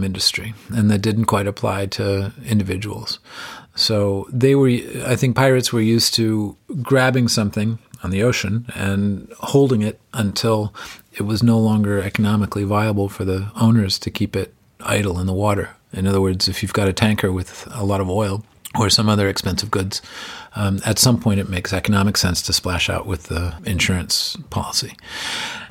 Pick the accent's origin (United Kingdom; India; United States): United States; as an American